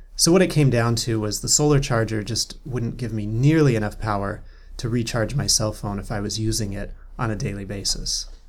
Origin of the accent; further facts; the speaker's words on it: North Cascades, Washington, United States; I grew up in the North Cascades